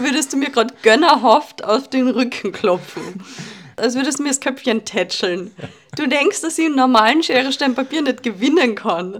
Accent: Carinthia, Austria; now in Vienna, Austria; Ja, ich wohne in Wien, aber ich bin Kärntnerin

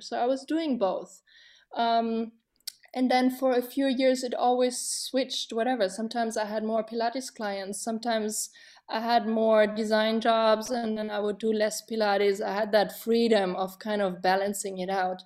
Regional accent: Germany; growing up in Germany, when I was a teenager, fourteen, fifteen

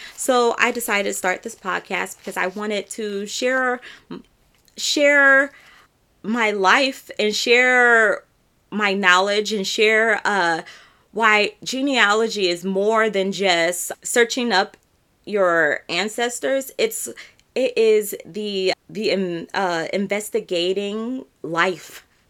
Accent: San Diego, California, United States; now in Camden County, Georgia, United States; I am from San Diego, California, but right now I reside in Georgia

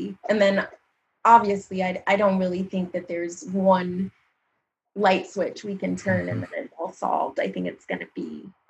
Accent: Littleton, Colorado, United States; accent: Colorado accent; moved away; also born or lived in Louisiana; I grew up mostly in Littleton.

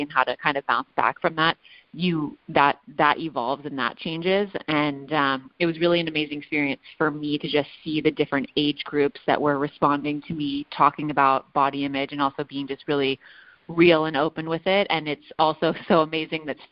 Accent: Los Angeles, California, United States; a 20-year-old woman who was born and raised in Los Angeles

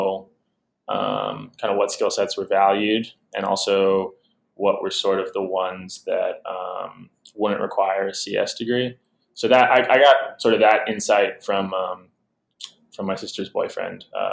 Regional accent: Portland, Oregon, United States; my hometown team, the Portland Trail Blazers

